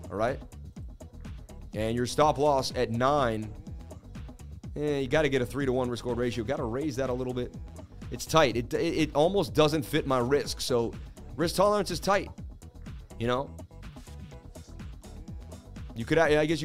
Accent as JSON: {"language": "English", "town": "Oakland", "region": "California", "country": "United States", "said": "I'm from Oakland, and I say, go Celtics, baby."}